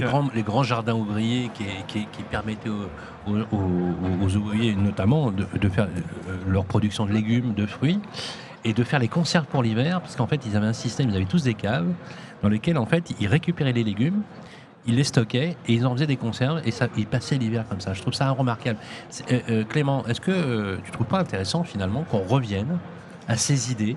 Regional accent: Lyon, Auvergne-Rhône-Alpes, France; je suis lyonnais

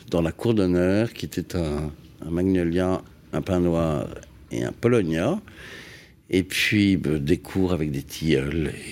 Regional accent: Paris, Île-de-France, France; also born or lived in Massy-Palaiseau; Je suis né à Neuilly, c'est-à-dire euh, kiff kiff.

